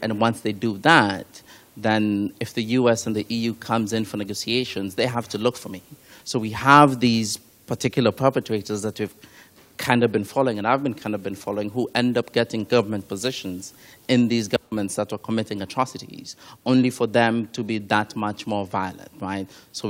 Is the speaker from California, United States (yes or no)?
no; Minnesota, United States; moved away; originally I'm from Minnesota